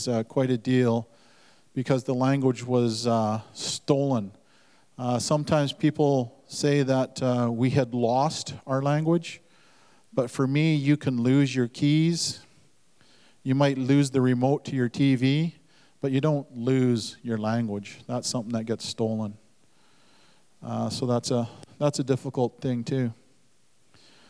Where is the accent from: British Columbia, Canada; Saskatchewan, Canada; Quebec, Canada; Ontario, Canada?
British Columbia, Canada; Duncan; also born or lived in Lil'wat (Mount Currie); I was born on Vancouver Island in the Duncan Hospital